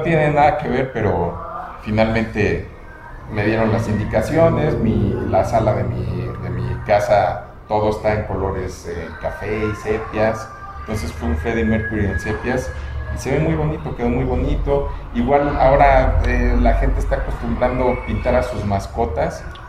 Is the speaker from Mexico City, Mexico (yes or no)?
yes; Mexico City, Mexico; moved away as an adult; also born or lived in Cancún; now in Tequisquiapan, Mexico; soy de la Ciudad de México, pero estuve 20 años viviendo en Cancún.